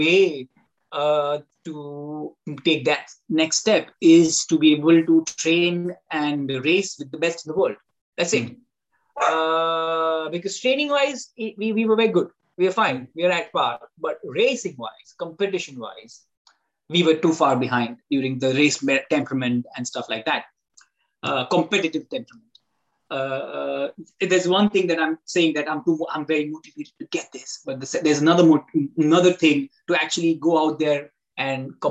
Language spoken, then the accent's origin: English; India; moved away; as Indian, as a society